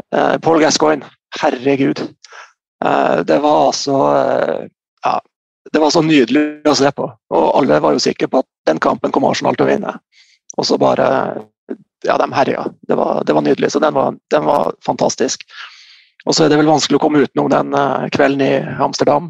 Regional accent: Bardu, Troms, Norway; also born or lived in Salangen; jeg er opprinnelig fra Bardu, så jeg begynte å spille i Bardu

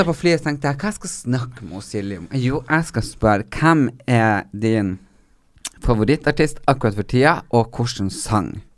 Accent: Northern Norway, Norway; moved away; vi er fra Nord-Norge

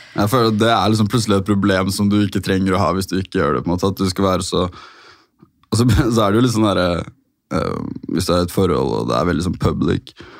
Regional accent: Oslo, Norway; jeg har vokst opp der egentlig hele livet mitt

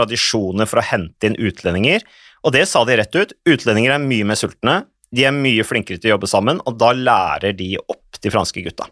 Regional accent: Vikersund, Buskerud, Norway; Det var i 77, det året jeg ble født, og da, så jeg er jo vokst opp på landet. Mm. Uh, rett i nærheten av Modum Bad

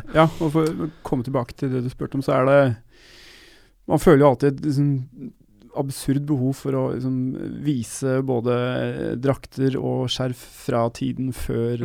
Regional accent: Norway; jeg kommer fra Norge.

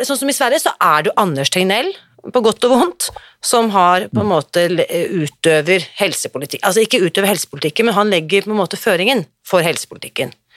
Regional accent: Norway; vi er så stolt av som nordmenn

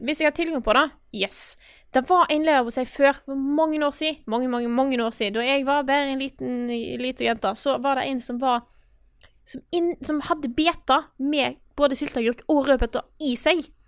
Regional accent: Stord, Vestland, Norway; accent: Stord dialect; jeg er fra Stord. Jeg er en storabu, og jeg snakker store mål.

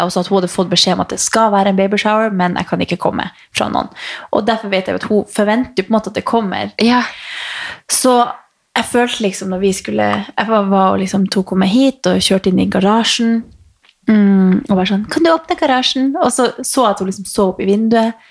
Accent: Northern Norway, Norway; jeg er nordlending

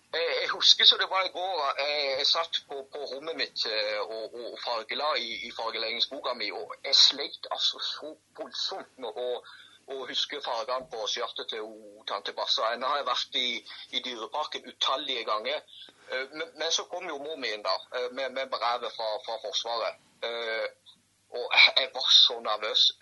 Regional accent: Agder, Norway; For jeg er jo fra Sørlandet, sant.

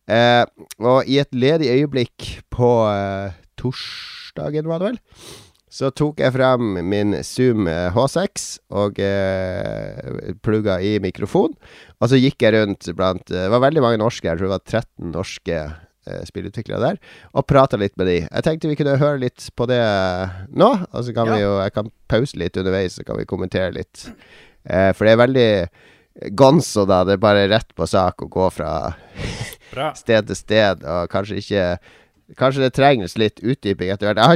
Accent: Bergen, Vestland, Norway; Jeg er ikke fra Norge, jeg er fra Noen av oss er fra Bergen.

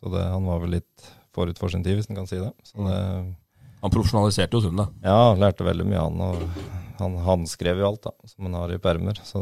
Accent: Freng, Norway; det er for dem som har vært opp under Freng der jeg vokste opp, så uh, føler jeg at jeg har fått opplevd mye

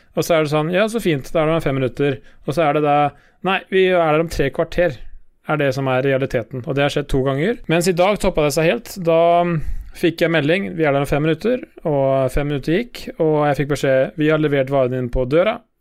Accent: Sarpsborg, Østfold, Norway; Sjøl er jeg jo fra Sarpsborg

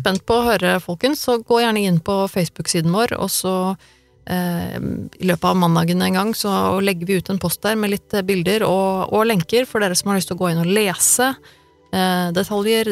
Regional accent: Norway; jeg er født og oppvokst i Norge

